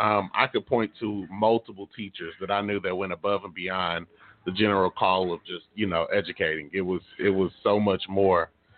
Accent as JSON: {"language": "English", "town": "Tulsa", "region": "Oklahoma", "country": "United States", "tie": "born or raised there", "said": "I'm from Tulsa."}